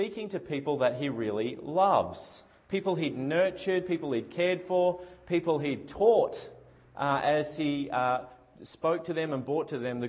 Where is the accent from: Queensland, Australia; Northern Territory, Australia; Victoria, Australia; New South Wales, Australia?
Victoria, Australia; at my house where I grew up in Victoria, when I was growing up